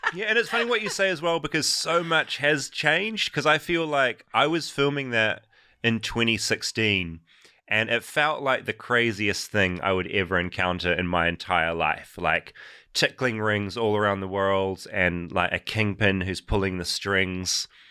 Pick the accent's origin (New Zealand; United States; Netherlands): New Zealand; as a New Zealander